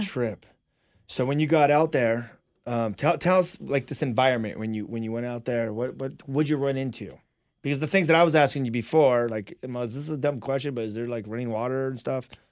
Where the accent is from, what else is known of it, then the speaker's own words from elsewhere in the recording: La Verne, California, United States; we grew up together out in Laverne